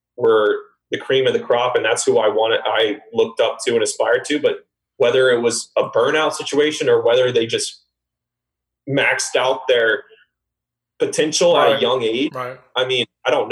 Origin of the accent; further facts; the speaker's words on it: Orlando, Florida, United States; my growing up in Orlando